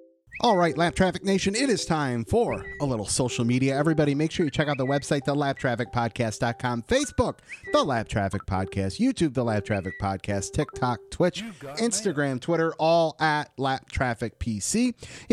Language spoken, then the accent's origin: English; Michigan, United States; I'm from Michigan